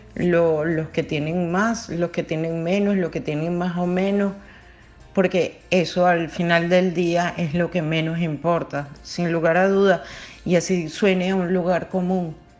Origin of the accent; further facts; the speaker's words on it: Caracas, Capital District, Venezuela; la escuela primaria y secundaria la hice en Caracas. Soy caraqueña de, nacimiento